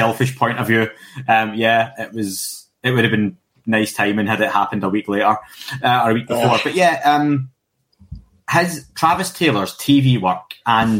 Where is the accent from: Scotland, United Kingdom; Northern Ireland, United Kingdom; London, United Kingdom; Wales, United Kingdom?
Scotland, United Kingdom; someone who's Scottish and gets a lot of flack for my accent